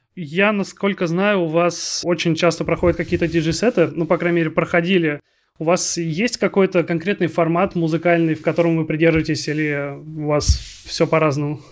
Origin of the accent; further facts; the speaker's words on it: Kaliningrad, Kaliningrad Oblast, Russia; moved away; also born or lived in Arkhangelsk; я из Калининграда